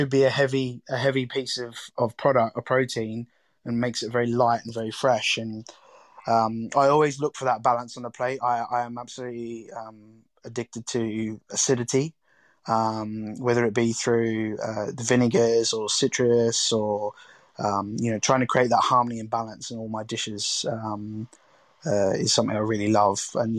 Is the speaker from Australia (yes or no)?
yes; Australia; Yeah, I mean, food, growing up in Australia, I guess, you know, having barbecues and entertaining and having people over was always a very big part of my family life as a kid.